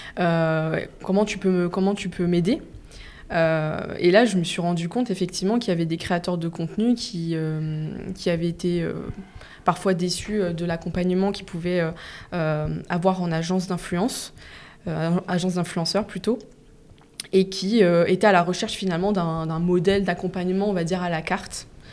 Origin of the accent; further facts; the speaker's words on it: the east of France, France; now in Paris, France; je viens pas de, Paris de base, je viens de l'Est de la France